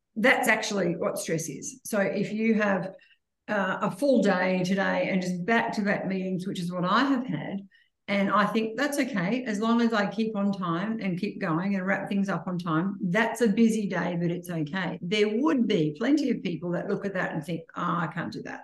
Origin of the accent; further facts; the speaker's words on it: Gunnedah, New South Wales, Australia; when I grew up in Gunnedah, my mum and dad had Dr. Harris and Dr. Adams